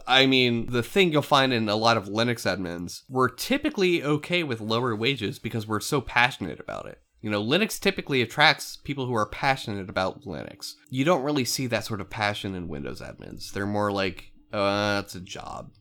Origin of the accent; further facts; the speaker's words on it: eastern Pennsylvania, United States; I'm from the East Coast of P A. I'm not from, uh, central P A, where Lancaster is